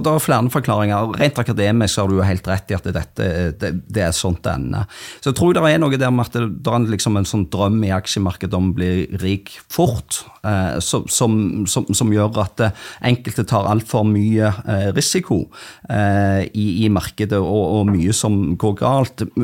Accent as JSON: {"language": "Norwegian", "town": "Stavanger", "region": "Rogaland", "country": "Norway", "said": "Jeg er fra Stavanger"}